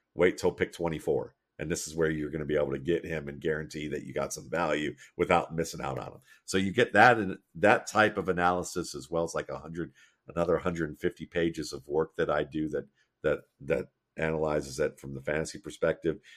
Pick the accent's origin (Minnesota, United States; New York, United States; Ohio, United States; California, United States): Ohio, United States; Mayfield Heights; growing up in Mayfield Heights, Ohio